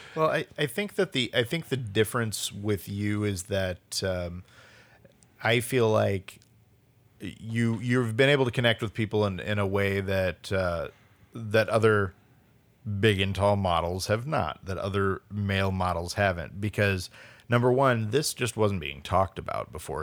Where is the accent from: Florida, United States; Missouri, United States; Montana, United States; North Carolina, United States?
Missouri, United States; St. Louis; moved away as an adult; also born or lived in Springfield, Missouri; now in Portland, United States; I'm from St. Louis, but I lived in Springfield, Missouri at the time